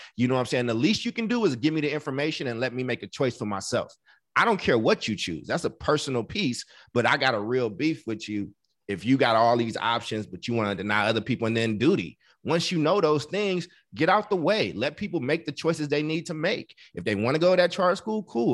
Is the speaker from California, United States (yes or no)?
yes; Oakland, California, United States; also born or lived in Chicago; I'm an Oakland boy. I was born in Chicago, but I'm i I'm an Oakland dude